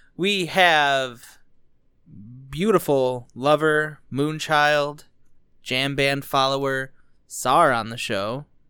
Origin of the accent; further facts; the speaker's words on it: Dearborn, Michigan, United States; I was born in Dearborn